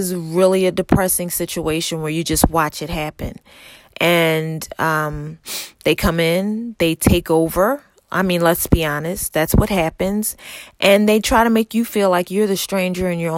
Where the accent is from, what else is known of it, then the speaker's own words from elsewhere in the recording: Philadelphia, Pennsylvania, United States; moved away as an adult; now in Texas, United States; growing up in Philadelphia, you know, the houses are side by side